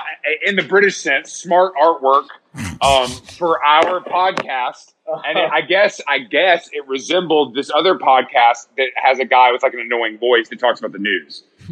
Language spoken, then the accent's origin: English; San Francisco, California, United States; Well, I feel like growing up in San Francisco too, it's like people are fucking good.